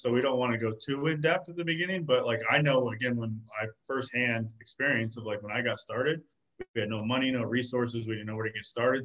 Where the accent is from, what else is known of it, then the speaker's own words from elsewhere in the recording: Arizona, United States; I was born and raised in Arizona